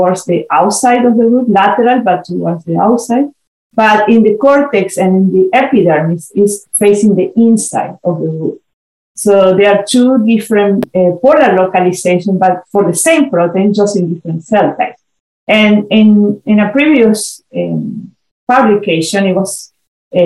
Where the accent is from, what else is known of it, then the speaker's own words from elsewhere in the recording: Argentina; moved away as an adult; also born or lived in Chile; now in United States; I'm originally from Argentina, where I did my graduate studies in molecular biology.